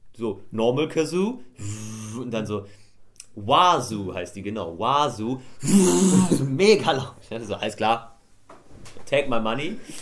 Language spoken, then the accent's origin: German; Swabia, Germany; bei uns in Schwaben